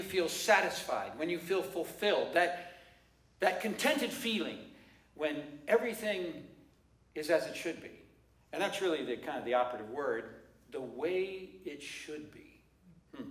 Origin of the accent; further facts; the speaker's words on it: Seattle, Washington, United States; I'm from Seattle.